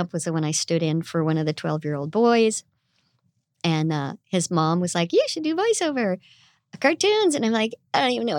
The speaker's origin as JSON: {"language": "English", "town": "Indio", "region": "California", "country": "United States", "tie": "born or raised there", "said": "I'm the one person that you will ever meet from Indio. It's right Indio. Next to Coachella."}